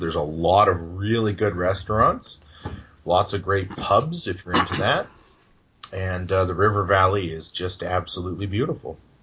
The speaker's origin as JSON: {"language": "English", "town": "Edmonton", "region": "Alberta", "country": "Canada", "tie": "born or raised there", "also_born_or_lived": "Yorkton, Saskatchewan", "moved": "as an adult", "said": "I was born in Edmonton at the Misericordia Hospital, which is right across the street from West Edmonton Mall."}